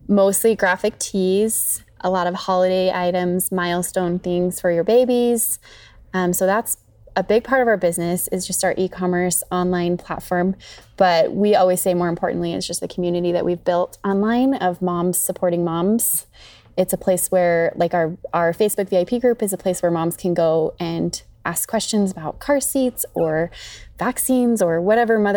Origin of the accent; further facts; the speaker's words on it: Salmon, Idaho, United States; I grew up in Salmon